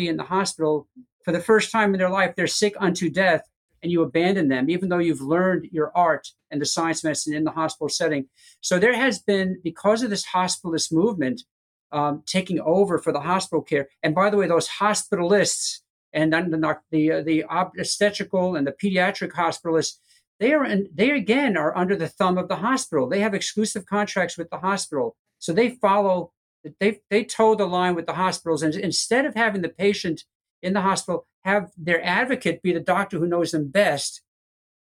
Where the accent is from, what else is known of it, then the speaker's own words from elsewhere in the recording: Long Island, New York, United States; moved away as an adult; now in Florida, United States; I grew up in Long Island and a Mets fan